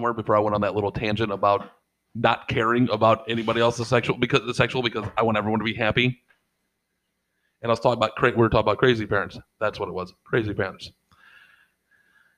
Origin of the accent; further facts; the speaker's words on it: St. Louis, Missouri, United States; we're from St. Louis.